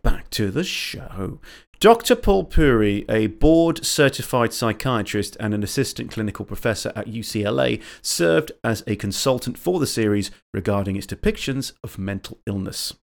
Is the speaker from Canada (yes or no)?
no; England, United Kingdom; I'm a Southerner